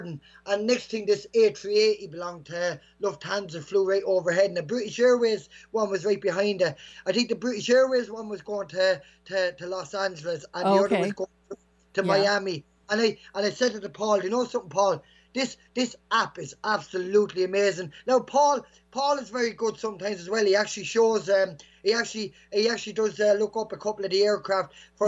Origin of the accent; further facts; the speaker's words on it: Bagnallstown, Leinster, Ireland; She lives in Park Mirror, actually, where I grew up in okay. Bagnallstown.